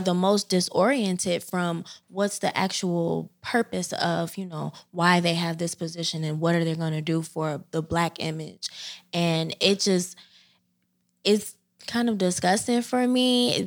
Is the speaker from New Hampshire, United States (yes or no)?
no; Chicago, Illinois, United States; moved away as an adult; now in Philadelphia, United States; I hail from South Side of Chicago. Um, I'm Chi Town all the way